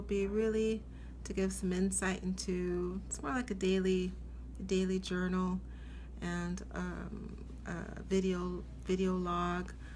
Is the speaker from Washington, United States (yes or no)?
yes; Seattle, Washington, United States; moved away as an adult; now in New York City, United States; I grew up in Seattle.